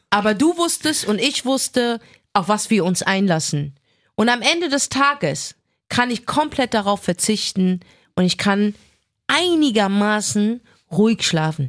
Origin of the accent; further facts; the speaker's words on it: Germany; ich bin deutsch.